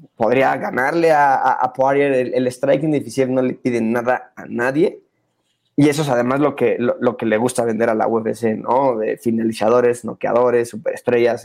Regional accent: Mexico; como mexicano

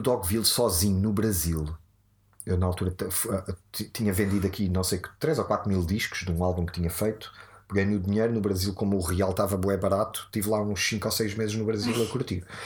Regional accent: Odivelas, Lisbon, Portugal; born or raised there

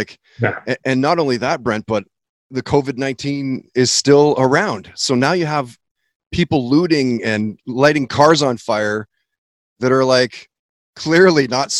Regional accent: Surrey, British Columbia, Canada; I grew up in Surrey. I went to elementary school in Surrey

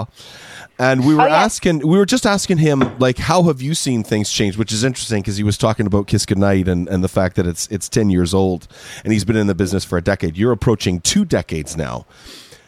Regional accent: Toronto, Ontario, Canada; I'm a Scarborough boy

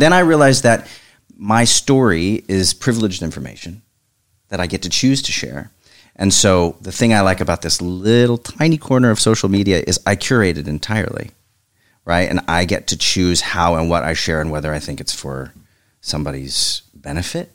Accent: Oklahoma, United States; moved away as an adult; also born or lived in Evanston, Illinois

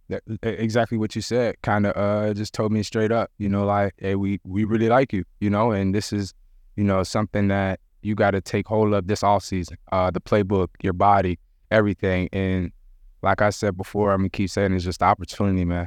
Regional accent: Jamaica; I'm Jamaican

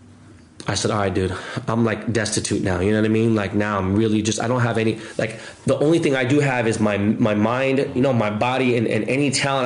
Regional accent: Los Angeles, California, United States; I'm an LA kid.

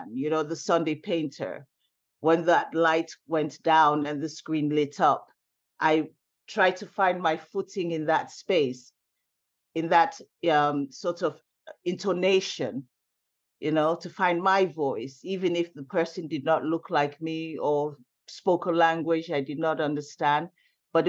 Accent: Sierra Leone; now in United States; I'm originally from Sierra Leone

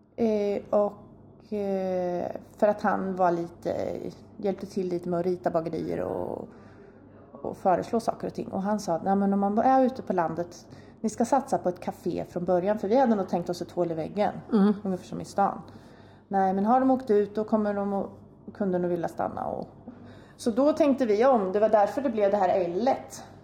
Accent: near Linköping, Östergötland, Sweden; moved away as an adult; also born or lived in Uppsala; Jag är uppväxt en mil härifrån ungefär

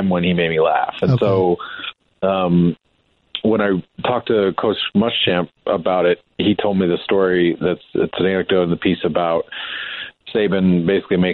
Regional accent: Montana, United States; I was from Montana and I grew up there.

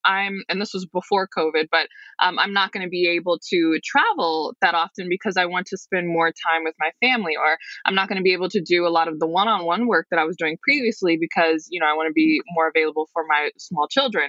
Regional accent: Detroit, Michigan, United States; I'm from the Detroit metro area

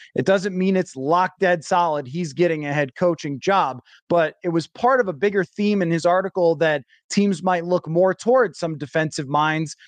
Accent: Buffalo, New York, United States; when I was growing up in Buffalo

